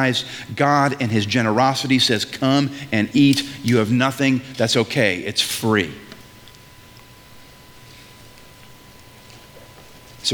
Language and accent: English; New England, United States; I'm from New England